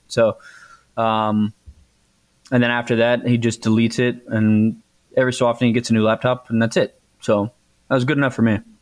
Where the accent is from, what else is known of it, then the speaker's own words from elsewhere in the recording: Texas, United States; I'm from Texas